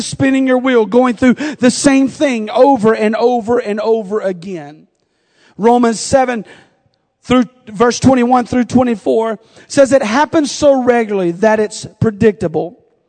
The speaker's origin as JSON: {"language": "English", "region": "the South", "country": "United States", "accent": "southern", "said": "I feel like I've lost my southern accent. I don't hear it anymore."}